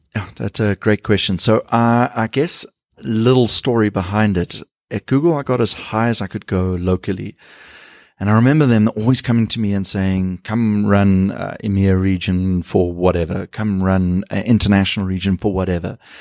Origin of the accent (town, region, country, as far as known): South Africa